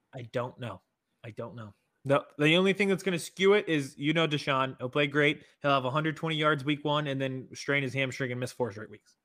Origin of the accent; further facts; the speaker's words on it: Harrisburg, Pennsylvania, United States; from my hometown Harrisburg